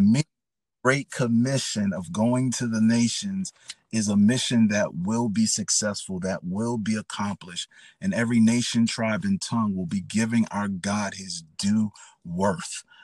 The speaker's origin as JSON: {"language": "English", "town": "New York City", "region": "New York", "country": "United States", "tie": "born or raised there", "said": "I grew up in the Bronx, New York, um, the best place on earth"}